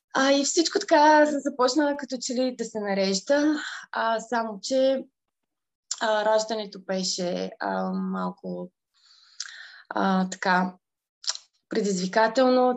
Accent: Aheloy, Burgas Province, Bulgaria; moved away as an adult; now in London, United Kingdom; Израснала съм в, в Ахелой

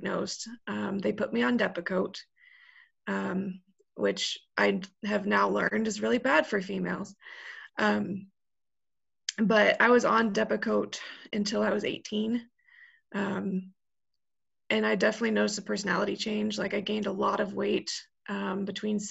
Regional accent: Colorado, United States; moved away as an adult; also born or lived in Texas; now in Chicago, United States; I grew up in Colorado, I'm now in Chicago

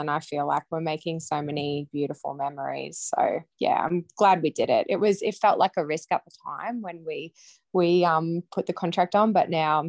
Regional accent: Mackay, Queensland, Australia; I am 32 years old. I'm born and bred in Mackay. I'm married to Mark. We have three little boys. We live on a property out of town on 10 acres.

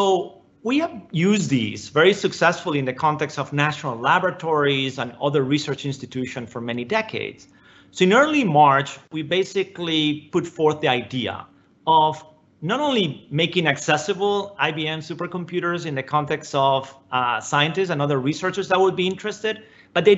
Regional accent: Spain; moved away as an adult; now in United States; I came to the United States, for college and for grad school. I grew up in Spain

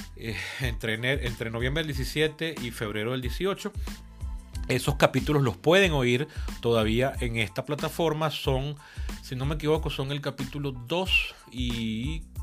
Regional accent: Venezuela; Mi país natal, mi país de residencia, del cual nunca he estado fuera por más de cuatro meses

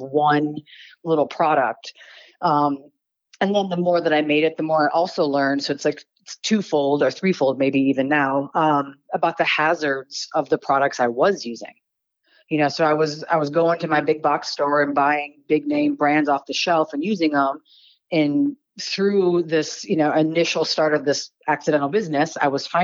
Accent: Detroit, Michigan, United States; now in Reno, United States; I'm originally from Detroit, so I started off in the automotive industry

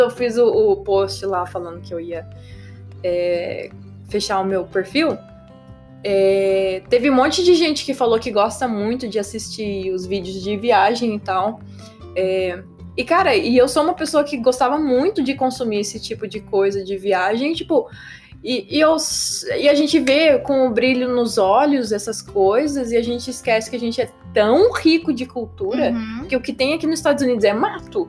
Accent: Taubaté, São Paulo, Brazil; moved away as an adult; also born or lived in California; eu nasci em Taubaté

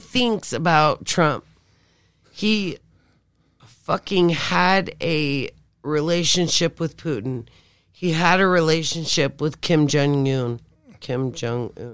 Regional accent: Flagstaff, Arizona, United States; I was born and raised there.

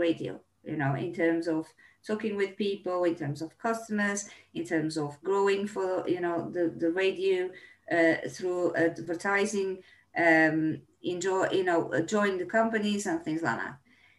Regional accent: Brazil; moved away; I decided to be a journalist because when I came from Brazil, I was having a gentleman that was having a local radio, right?

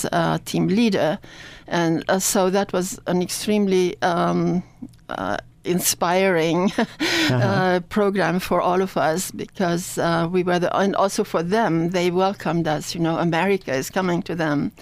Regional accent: Hungary; also born or lived in Annapolis, United States; now in United States; I was born in Hungary, and the Second World War dispersed my whole family

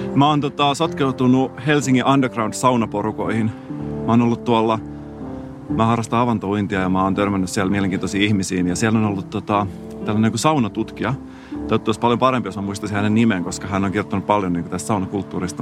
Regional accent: Salo, Southwest Finland, Finland; accent: Turku dialect; mä oon Salosta

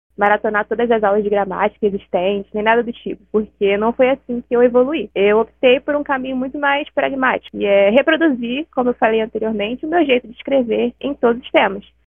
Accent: Rio de Janeiro, Brazil; eu tenho 21 anos e sou do Rio de Janeiro.

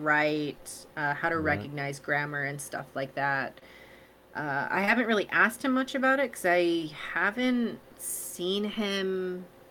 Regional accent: United States; moved away as an adult; now in South Korea; we're from the States

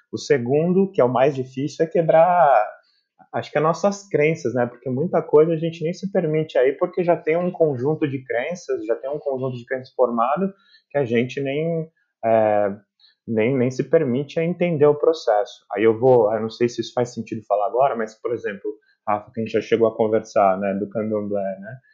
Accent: São Paulo, Brazil; moved away as an adult; now in Berlin, Germany; eu vim de São Paulo

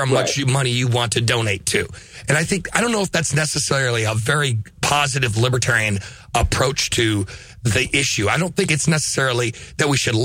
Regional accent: Lancaster, Pennsylvania, United States; moved away; I lived in Lancaster. We talked about this before. I'm from Lancaster.

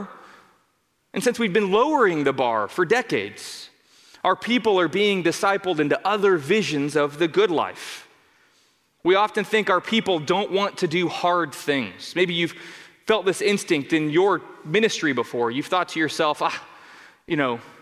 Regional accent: Denver, Colorado, United States; also born or lived in Arvada, Colorado; I grew up in Denver, Colorado

